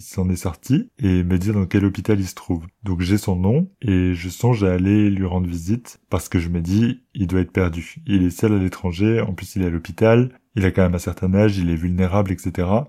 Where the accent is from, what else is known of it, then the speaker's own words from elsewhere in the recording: France; moved away as an adult; also born or lived in London, England; On parle français, on est français tous les deux.